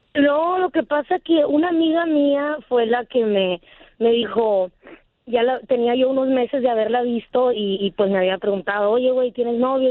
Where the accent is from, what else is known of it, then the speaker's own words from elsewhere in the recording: San Luis Río Colorado, Sonora, Mexico; yo soy de San Luis Río Colorado.